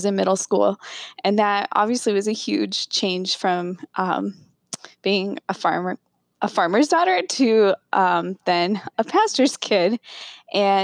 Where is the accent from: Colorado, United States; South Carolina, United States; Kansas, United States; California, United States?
Colorado, United States; Northern; also born or lived in Philippines; I grew up in Northern Colorado in a rural community